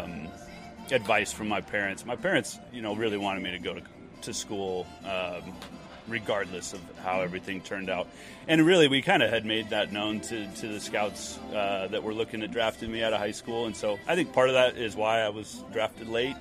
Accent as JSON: {"language": "English", "town": "Spokane", "region": "Washington", "country": "United States", "tie": "born or raised there"}